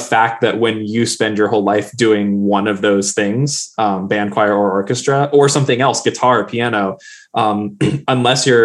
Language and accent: English; Virginia, United States; also born or lived in Colorado; now in Gaffney, United States; I grew up in Virginia